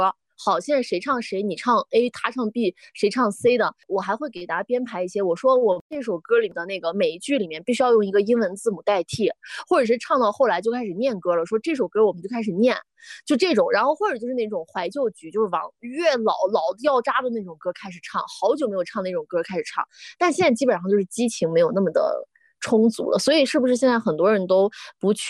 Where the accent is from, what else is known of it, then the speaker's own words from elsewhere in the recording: Dunhuang, Gansu, China; moved away; 送给大家这首歌的创作源泉就来自我的家乡酒泉敦煌。